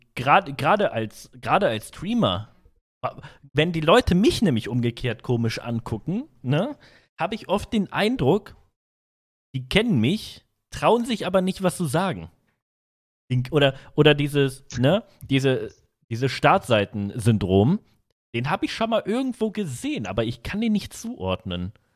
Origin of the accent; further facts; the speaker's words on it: North Rhine-Westphalia, Germany; ich komme aus NRW